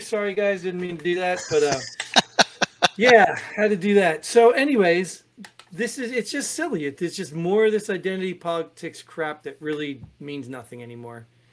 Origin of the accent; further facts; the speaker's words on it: New Jersey, United States; I grew up in Jersey.